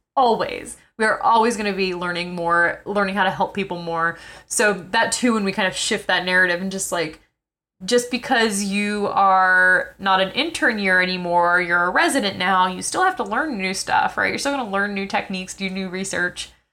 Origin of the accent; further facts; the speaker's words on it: New York City, New York, United States; I'm from New York City